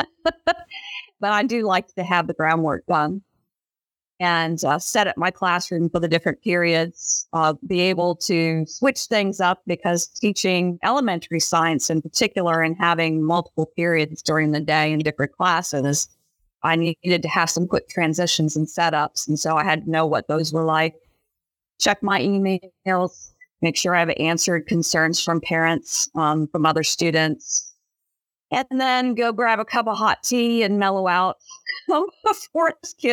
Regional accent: Ohio, United States; I grew up in Ohio.

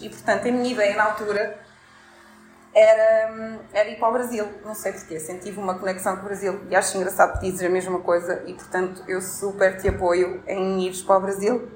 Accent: Portugal; moved away; enquanto português a residir em Portugal

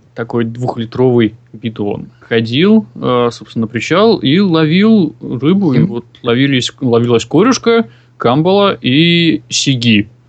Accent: Chukotka Autonomous Okrug, Russia; moved away; родом я с Чукотского автономного округа

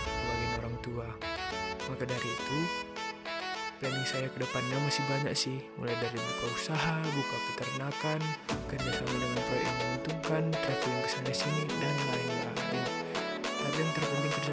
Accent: Kabanjahe, North Sumatra, Indonesia; Umur saya 18 tahun, asal dari Kaban Jahe, Kabupaten Karo, Sumatera Utara.

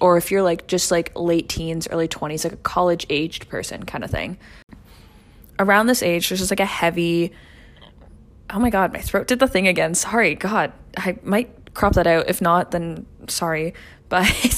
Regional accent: Ontario, Canada; accent: Canadian; I'm from Ontario

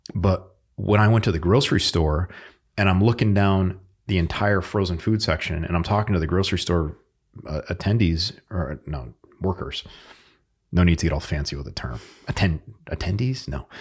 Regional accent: Northeast, United States; moved away; we're both from the Northeast

